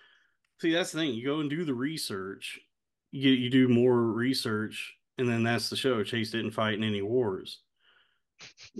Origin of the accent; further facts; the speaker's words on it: Springtown, Texas, United States; growing up in Springtown, we weren't cultured